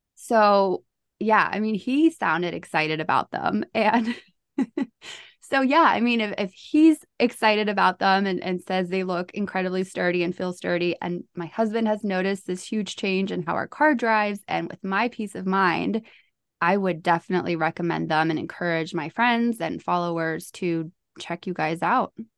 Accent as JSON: {"language": "English", "town": "Charlotte", "region": "North Carolina", "country": "United States", "said": "I am from North Carolina here in Charlotte"}